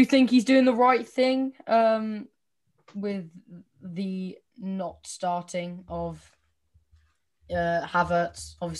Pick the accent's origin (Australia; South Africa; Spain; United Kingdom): United Kingdom; Welsh, Wales; I'm Welsh.